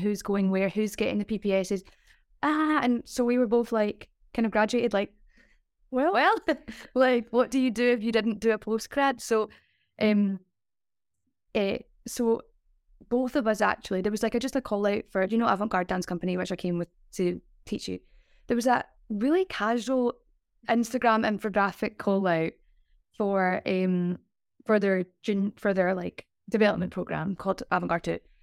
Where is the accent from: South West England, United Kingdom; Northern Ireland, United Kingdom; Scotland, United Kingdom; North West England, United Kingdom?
Scotland, United Kingdom; Glasgow; moved away as an adult; also born or lived in London; I'm from Glasgow as well.